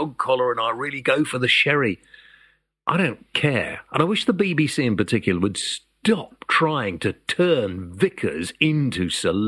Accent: United Kingdom; we're British

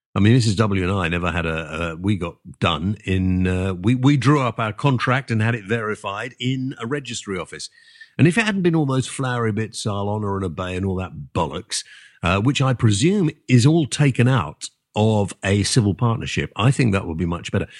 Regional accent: England, United Kingdom; also born or lived in Wales; being English

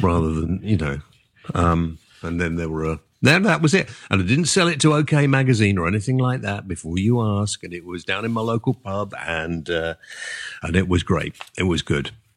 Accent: England, United Kingdom; also born or lived in Wales; being English

